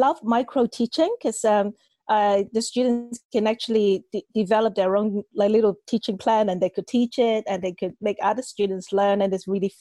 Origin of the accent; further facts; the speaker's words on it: Hong Kong; also born or lived in China; I was born in China. I grew up in Hong Kong.